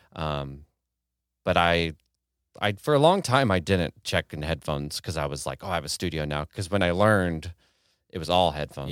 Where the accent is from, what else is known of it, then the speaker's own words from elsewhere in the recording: Kansas City, Missouri, United States; moved away as an adult; now in Detroit, United States; I'm from Kansas City, lived in Kansas City my whole